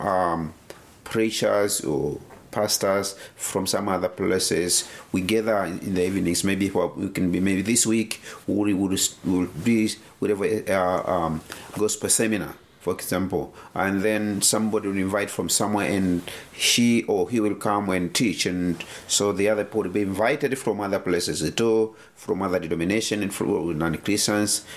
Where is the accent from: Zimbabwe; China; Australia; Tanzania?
Tanzania